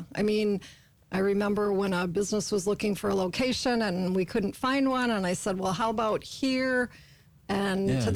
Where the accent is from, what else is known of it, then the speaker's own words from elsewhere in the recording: Waupaca, Wisconsin, United States; also born or lived in Fayetteville, North Carolina; Born, raised here, lived here the majority of my life